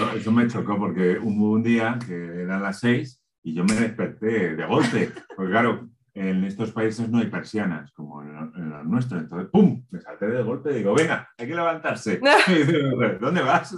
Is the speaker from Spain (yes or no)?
yes; Spain; como español